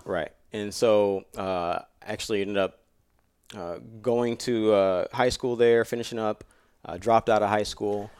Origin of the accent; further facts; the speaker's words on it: Jacksonville, Florida, United States; I grew up in Florida with my dad as a single dad and my grandmother, you know, raising me